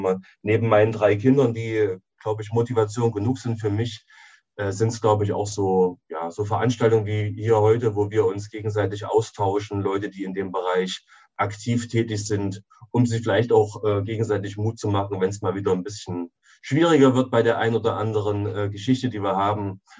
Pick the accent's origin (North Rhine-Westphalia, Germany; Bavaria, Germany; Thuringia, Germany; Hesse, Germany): Thuringia, Germany; Jena; ich bin in Jena geboren und lebe auch in, in Jena.